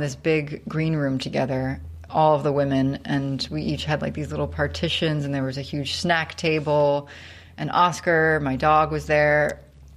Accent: outside of New York City, United States; now in Los Angeles, United States; I grew up outside of New York City in like the suburbs.

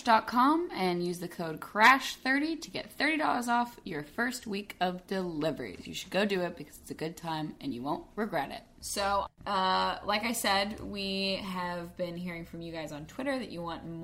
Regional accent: Arkansas, United States; I am from Arkansas

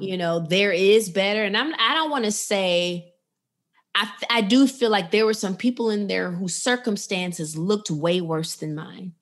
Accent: Chicago, Illinois, United States; now in Atlanta, United States; I'm a Chicago girl. I'm from the Chicago area

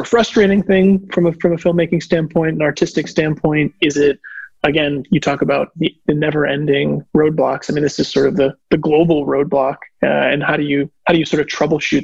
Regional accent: Connecticut, United States; I grew up in Connecticut

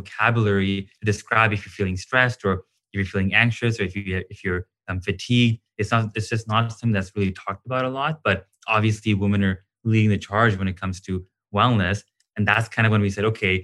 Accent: India; I'm from India

